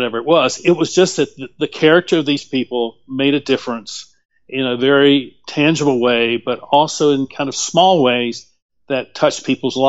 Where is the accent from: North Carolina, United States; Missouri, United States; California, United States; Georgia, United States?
North Carolina, United States; Winston-Salem; I grew up in Winston-Salem, North Carolina